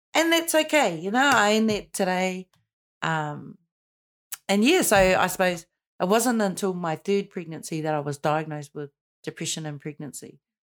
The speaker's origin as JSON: {"language": "English", "region": "Auckland", "country": "New Zealand", "tie": "born or raised there", "said": "born and raised in Paku, in Pakaranga"}